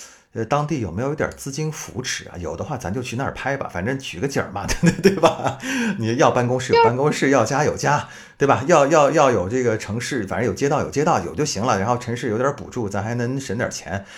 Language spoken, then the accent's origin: Chinese; Hangzhou, Zhejiang, China; also born or lived in northern China; 我从我在北方待了这么多年，然后回到我的老家南方，我觉得杭州对我来说像是一个全新的城市。我说我是一个，嗯，来旅游的本土人，来旅游的本地人，就我可以说地道的杭州话